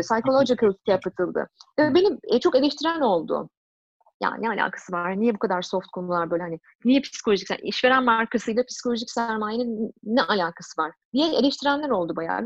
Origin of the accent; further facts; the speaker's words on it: Turkey; moved away as an adult; now in Canada; sonuçta Türkiye'liyim.